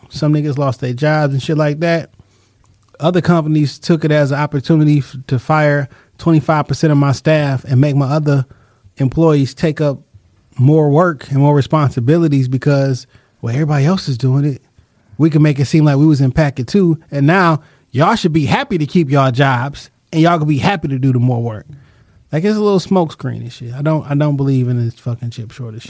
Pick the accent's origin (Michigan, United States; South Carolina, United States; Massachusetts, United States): Michigan, United States; Detroit; I'm from Detroit